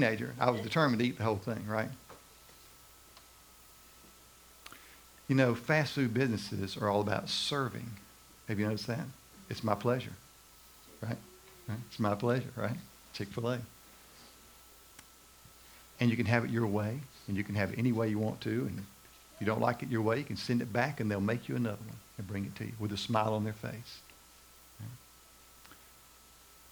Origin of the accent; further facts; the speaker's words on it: Macon, Georgia, United States; I remember when McDonald's came to Macon, Georgia, my hometown